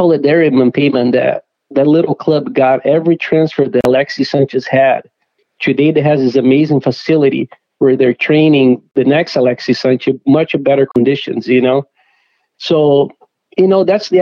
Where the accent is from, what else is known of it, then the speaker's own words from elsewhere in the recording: Curitiba, Paraná, Brazil; now in Minnesota, United States; It's my hometown where I grew up